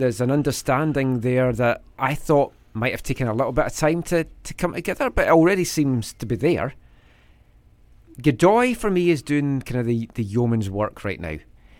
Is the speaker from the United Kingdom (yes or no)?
yes; Scotland, United Kingdom; moved away; I'm Scottish.